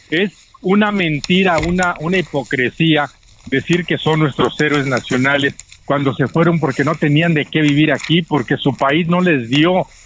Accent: Guadalajara, Jalisco, Mexico; moved away; Sí, sí, no, está bien, está bien. Yo viví en Guadalajara muchísimo tiempo. Ahí me crié y ahí estuve hasta hace 40 años.

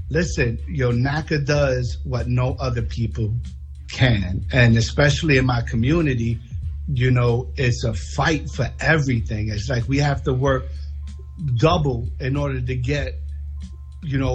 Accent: New York, United States; moved away as an adult; now in Atlanta, United States; I'm from New York, Low East Side, yes, low income housing, the projects, born and raised.

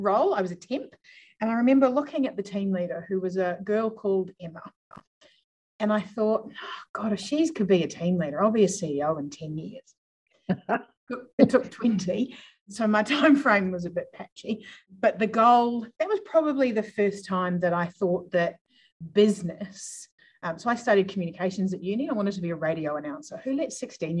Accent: New Zealand; moved away as an adult; also born or lived in Melbourne, Australia; now in Adelaide, Australia; I grew up in New Zealand, moved here by accident

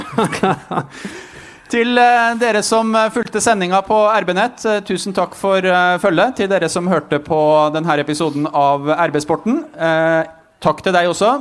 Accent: Otta, Innlandet, Norway; moved away; hjemme på Otta

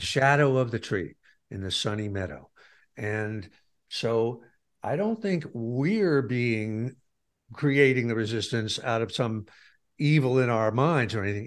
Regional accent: Pleasantville, New York, United States; moved away; The town I g, I grew up in was Pleasantville

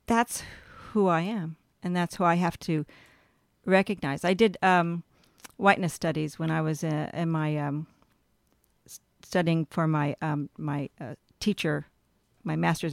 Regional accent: California, United States; born or raised there; also born or lived in Texas / Manhattan, New York

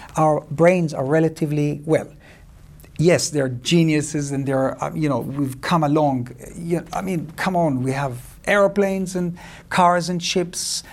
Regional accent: Cyprus; moved away; also born or lived in Israel; I grew up in Cyprus

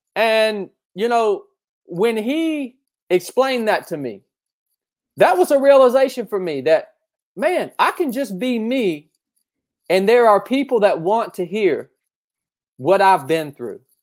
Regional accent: North Georgia, United States; also born or lived in Appalachian Mountains; I grew up here in North Georgia

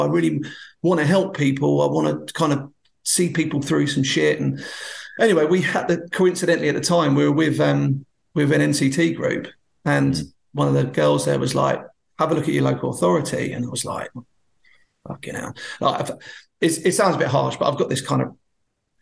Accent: Bognor Regis, South East England, United Kingdom; I was brought up in Bognor on the South Coast.

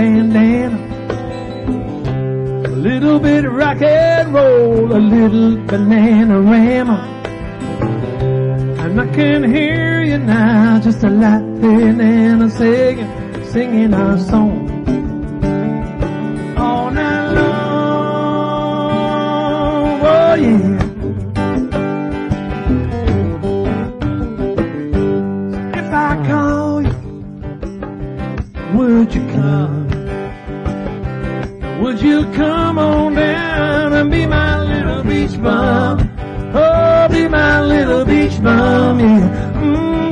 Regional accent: New Jersey, United States; moved away as an adult; now in Florida, United States; I'm originally from Jersey

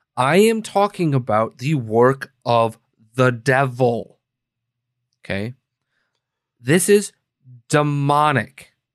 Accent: Green Bay, Wisconsin, United States; now in Chicago, United States; Green Bay, let's say, right? My hometown

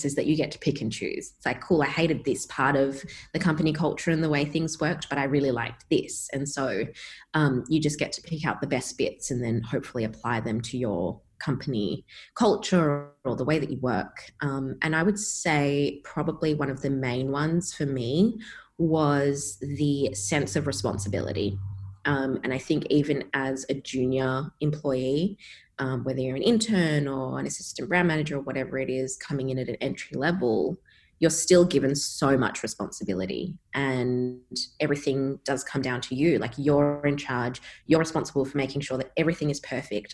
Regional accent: Perth, Western Australia, Australia; moved away; Growing up in Perth

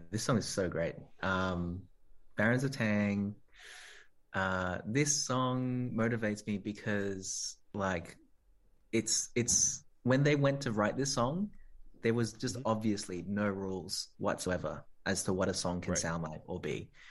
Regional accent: Australia; I'm Australian. I'm proud to be, you know, born here and of this country

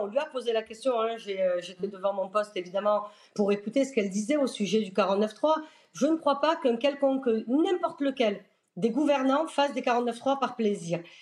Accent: France; on est français

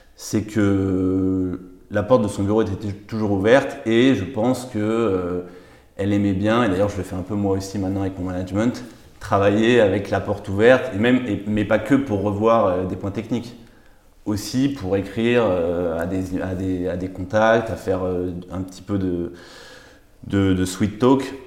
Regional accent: Paris, Île-de-France, France; j'ai grandi à Paris

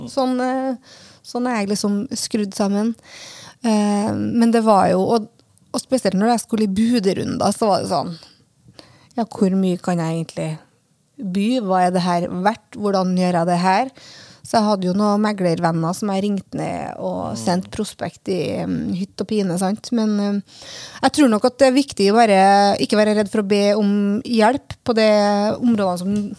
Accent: Lysøysundet, Fosen, Trøndelag, Norway; now in Oslo, Norway; Jeg kommer fra Lysesund, som er i Trøndelag, i Fos, altså ute i Fosen, ute i havgapet

